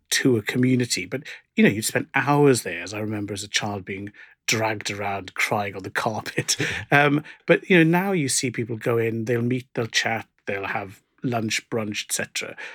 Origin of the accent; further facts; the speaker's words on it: South Wales, United Kingdom; growing up in South Wales where we'd go to Cardiff